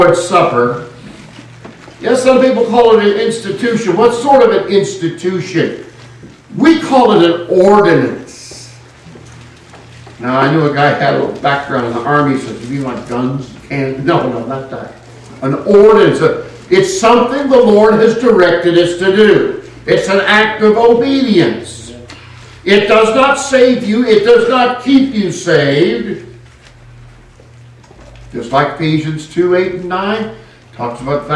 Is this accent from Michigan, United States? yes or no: no; California, United States; I hail from California